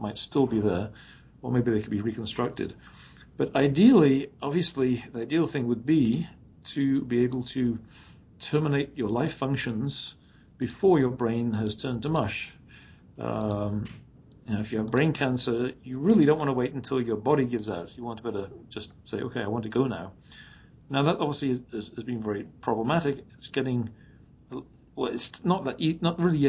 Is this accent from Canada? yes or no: no; England, United Kingdom; moved away; I was from England